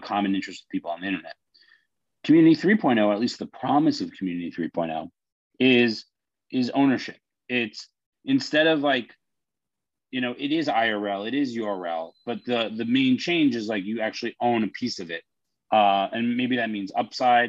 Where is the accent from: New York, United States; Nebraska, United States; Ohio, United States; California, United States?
New York, United States; I'm a New Yorker